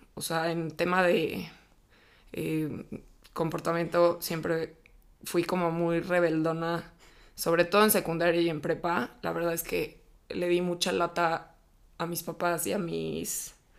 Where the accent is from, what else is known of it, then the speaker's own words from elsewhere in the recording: Mexico City, Mexico; nací, crecí y vivo actualmente en la Ciudad de México